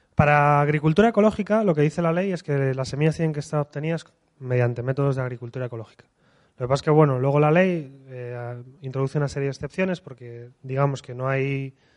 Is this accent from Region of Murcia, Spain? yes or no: no; Asturias, Spain; cuando estamos en Madrid, venimos de Asturias